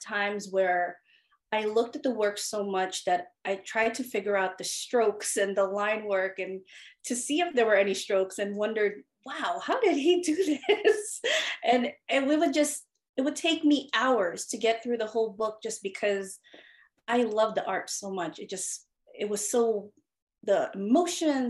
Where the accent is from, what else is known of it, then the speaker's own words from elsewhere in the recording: New York, United States; also born or lived in Philippines; I immigrated here from the Philippines when I was 6 years old, and I settled in Queens, New York